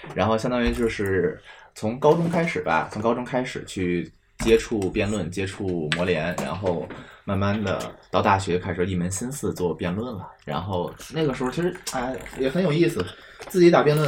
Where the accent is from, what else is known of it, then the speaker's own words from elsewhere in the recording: Beijing, China; 我自己是从小在北京胡同里长大